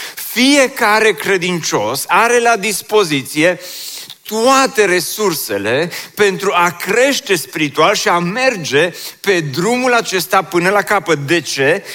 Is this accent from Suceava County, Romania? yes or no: no; Oradea, Bihor County, Romania; m-am născut în Oradea și am copilărit în cartierul Ioșia pe strada Belșugului